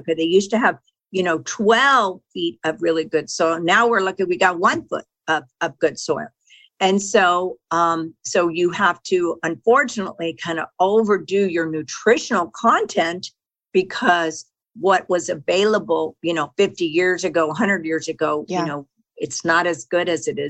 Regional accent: Texas, United States; I grew up in Texas, and my mother was a fanatic about our food

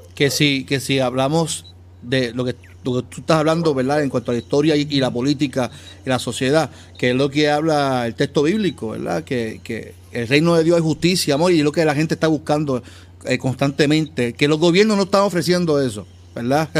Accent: Carolina, Puerto Rico; yo soy de área metro, soy natural de Carolina

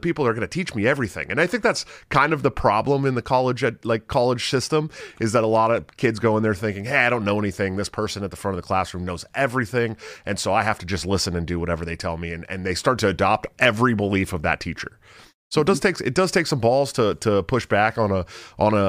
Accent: right outside of Oakland, Bay Area, California, United States; I grew up right outside of Oakland

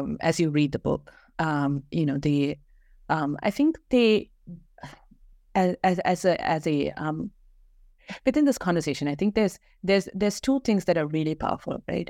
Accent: Kerala, India; moved away as an adult; also born or lived in Bangalore; I grew up in Kerala, went to school there, and moved uh, to Bangalore

